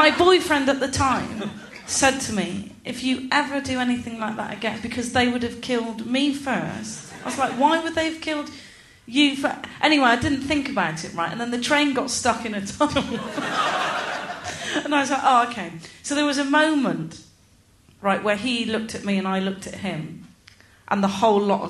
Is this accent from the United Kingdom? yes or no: yes; Gloucester, South West England, United Kingdom; I'm from Gloucester